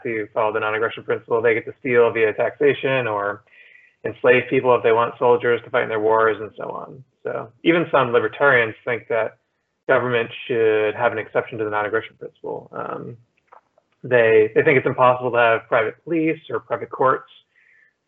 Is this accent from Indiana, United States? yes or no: no; New Jersey, United States; also born or lived in Pittsburgh / Philadelphia / New York; now in Miami, United States; I grew up in New Jersey, then I lived in Pittsburgh, Philadelphia